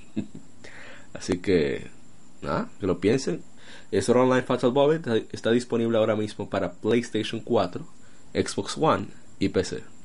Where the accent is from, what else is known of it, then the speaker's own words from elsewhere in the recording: Dominican Republic; somos dominicanos